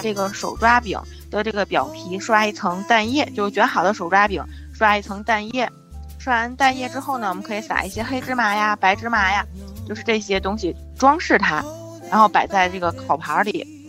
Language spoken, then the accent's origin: Chinese; Tianjin, China; 我们天津人过生活比较有年四节儿